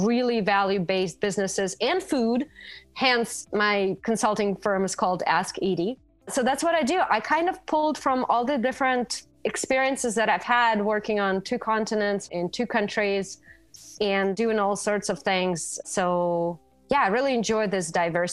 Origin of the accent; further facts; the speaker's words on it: Russia; moved away as an adult; also born or lived in New York; now in Arizona, United States; I am originally from Russia, and over there I was a fashion editor for InStyle magazine for a few years